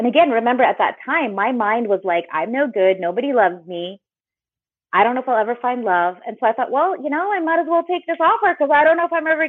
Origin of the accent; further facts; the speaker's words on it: Philippines; being Filipino, there's a lot of pressure to get married early.